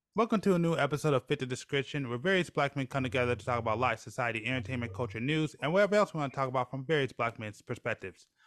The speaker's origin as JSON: {"language": "English", "country": "United States", "said": "being American"}